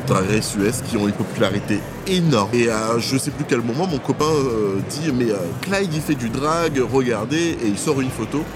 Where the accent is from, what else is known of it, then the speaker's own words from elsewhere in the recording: Petit-Bourg, Guadeloupe; now in Lyon, France; j'ai grandi à, à Petit Bourg, du coup, en Guadeloupe